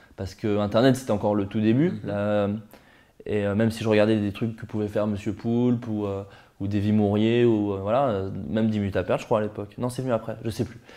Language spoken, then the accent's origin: French; Burgundy, Bourgogne-Franche-Comté, France; moved away as an adult; also born or lived in Paris; Je viens de Bourgogne, à qui est une petite ville en Bourgogne. Euh, dans laquelle j'ai grandi. J'ai passé 18 années là-bas